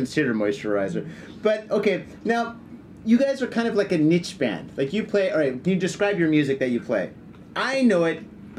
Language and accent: English; Detroit, Michigan, United States; now in Japan; I grew up in Detroit.